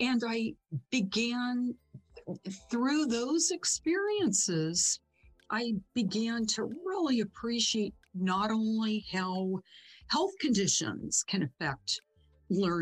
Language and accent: English; Stockton, California, United States; my hometown of Stockton, California